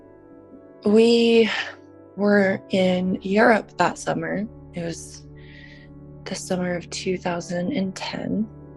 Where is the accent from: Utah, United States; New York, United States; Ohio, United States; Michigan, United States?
Utah, United States; Salt Lake City; I was born and raised in Salt Lake City, Utah